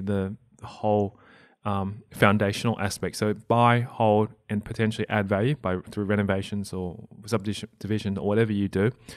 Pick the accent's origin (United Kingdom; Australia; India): Australia; English is a second language